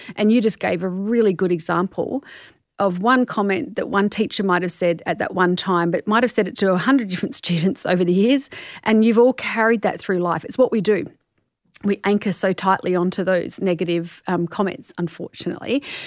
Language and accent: English; Australia